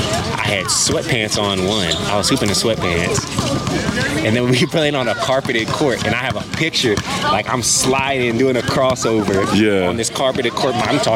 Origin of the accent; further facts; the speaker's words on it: United States; moved away as an adult; also born or lived in Philippines; our own experiences growing up in the States